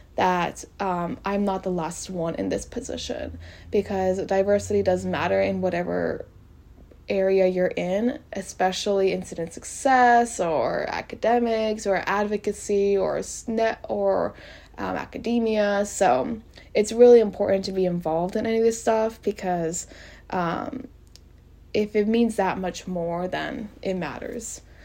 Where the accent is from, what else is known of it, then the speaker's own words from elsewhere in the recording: College Station, Texas, United States; I am from College Station, which is where Texas A&M is